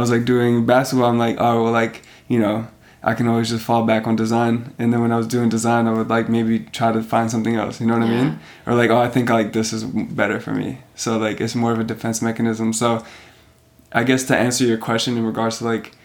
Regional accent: Canada; also born or lived in Serbia; I'm coming from Canada and I'm, like, the Canadian

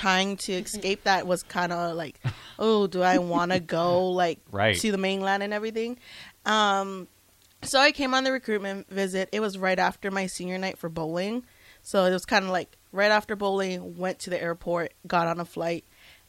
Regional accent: Hawaii, United States; I'm from Hawaii.

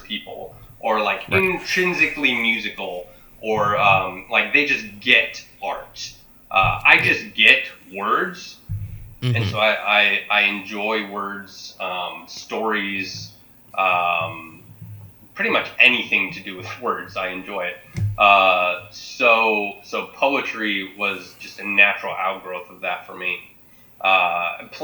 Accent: Jamestown, Ohio, United States; also born or lived in Scranton, Pennsylvania; my family moved to Jamestown, Ohio, when I was about 9 years old

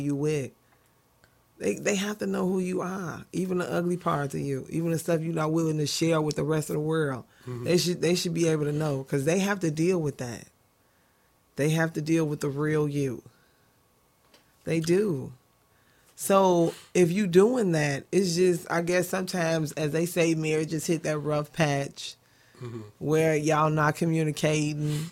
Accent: Chicago, Illinois, United States; I'm a Chicagoan. I am. Born, bred, and fed.

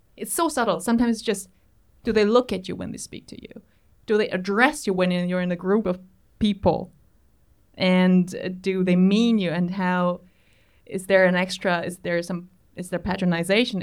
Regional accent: Berlin, Germany

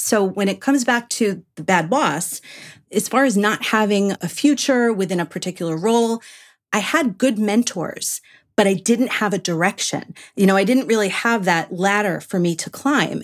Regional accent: New York, United States; moved away; I'm from New York originally

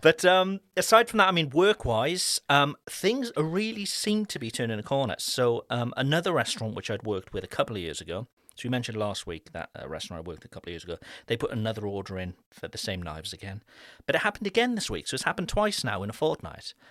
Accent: Cardiff, Wales, United Kingdom; moved away; my hometown back in Cardiff

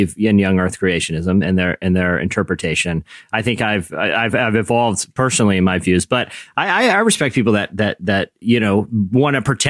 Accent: Virginia, United States; I grew up in Virginia

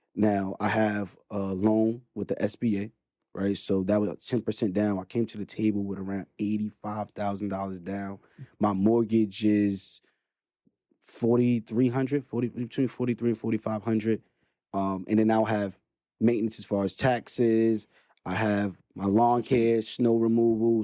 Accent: New York City, New York, United States; born and raised in Brooklyn, New York

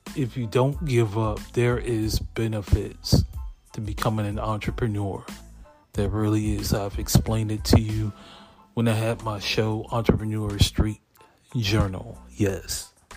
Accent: Lexington Park, Maryland, United States; also born or lived in Hampton, Virginia; I grew up in Lexington Park, Maryland.

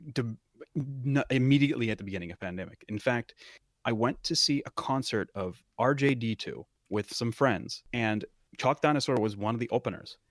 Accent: Western Pennsylvania, United States; it is my hometown

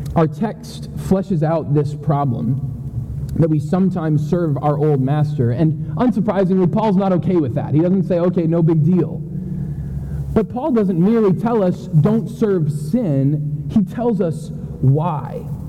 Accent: New Hampshire, United States; moved away; I grew up in New Hampshire.

